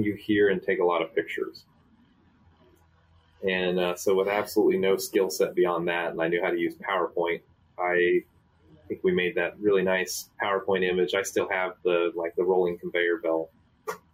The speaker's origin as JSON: {"language": "English", "region": "North Central Ohio", "country": "United States", "tie": "born or raised there", "also_born_or_lived": "Michigan", "moved": "as an adult", "said": "I grew up in North Central Ohio"}